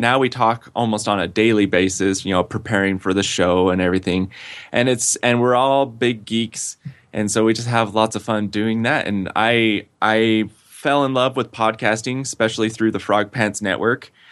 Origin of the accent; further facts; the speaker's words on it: West Valley City, Utah, United States; moved away; I grew up in West Valley City, Utah